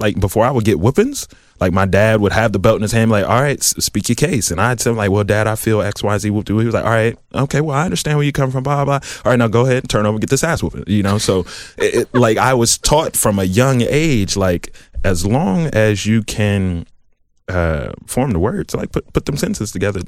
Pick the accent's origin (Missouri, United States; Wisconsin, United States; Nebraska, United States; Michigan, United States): Michigan, United States; Southfield; moved away as an adult; also born or lived in Columbus, Ohio; I'm from the South Side. I, I grew up in Southfield